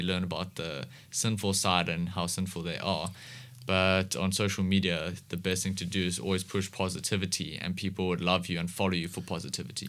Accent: Cape Town, Western Cape, South Africa; I've been in S, Cape Town, um, most of my life.

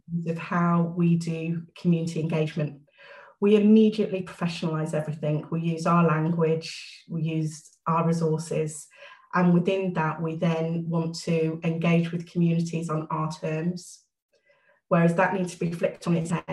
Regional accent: Midlands, United Kingdom; moved away as an adult; now in Wiltshire, United Kingdom; I grew up in the Midlands. I moved to Wiltshire back in 2003.

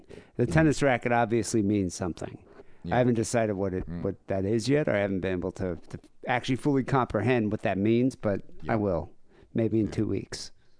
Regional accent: Louisiana, United States; born there; My brother was like, when he was a kid, because he was born in Chicago. I was born in Louisiana.

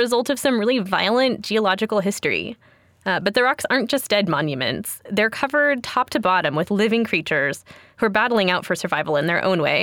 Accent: Pacific Northwest, United States; I grew up in the Pacific Northwest, and every summer my family went to the Oregon coast

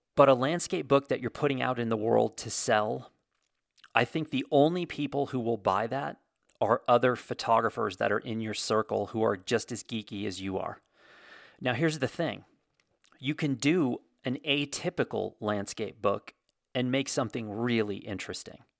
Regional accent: United States; I'm American

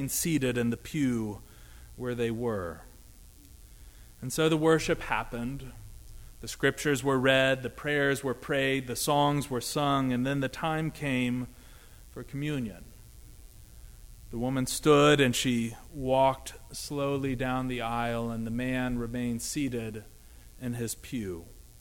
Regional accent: Dayton, Ohio, United States; my hometown of Dayton, Ohio

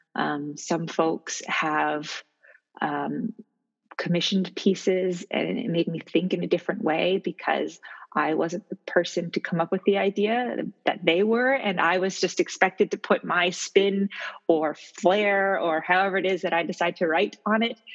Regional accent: Halifax, Nova Scotia, Canada; I am from Halifax, Nova Scotia

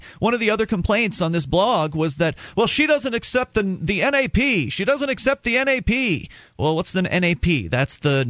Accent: the South, United States; I grew up in the South.

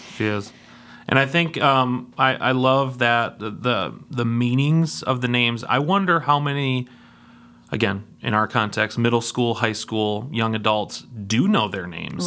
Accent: Denver, Colorado, United States; I was born in Denver, Colorado

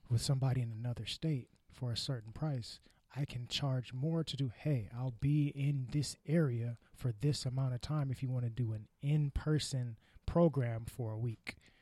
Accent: California, United States; I'm from California

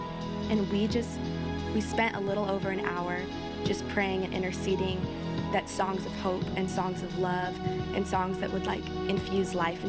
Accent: Orange County, California, United States; I'm from Orange County, and I am a singer, and I am a songwriter.

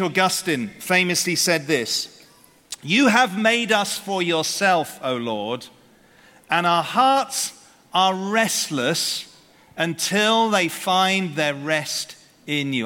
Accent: United Kingdom; we're British here

